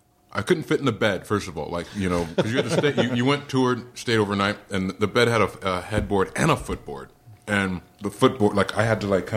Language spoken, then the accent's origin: English; California, United States; I grew up in Orange County.